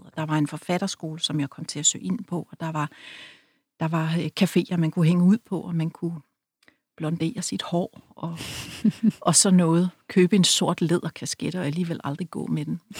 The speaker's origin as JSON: {"language": "Danish", "town": "Rødby", "region": "Zealand", "country": "Denmark", "tie": "born or raised there", "moved": "yes", "said": "Jeg var en pige fra byen, selvom jeg var fra Rødby."}